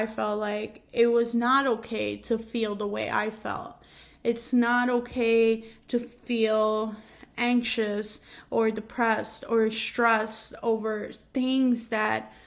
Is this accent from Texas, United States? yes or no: no; New York City, New York, United States; I grew up in Queens, New York